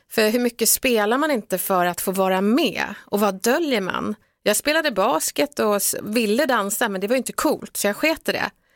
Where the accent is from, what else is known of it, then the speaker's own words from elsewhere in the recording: Stockholm, Stockholm County, Sweden; first language Swedish; Jag är uppväxt i, i Bredäng eh, med en brasiliansk mamma som kom hit 1976 och en svensk pappa.